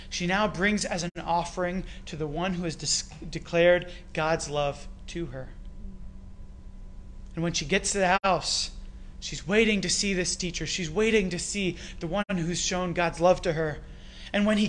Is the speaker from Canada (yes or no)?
yes; Canada; accent: Canadian; my Canadian accent came out there.